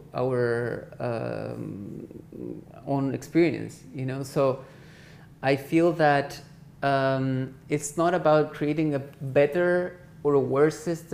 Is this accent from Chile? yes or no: yes; Chile; moved away; being Chilean